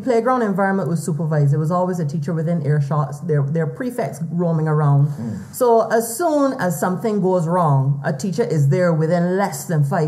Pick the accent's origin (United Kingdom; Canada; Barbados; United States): Barbados; as a male child growing up in Barbados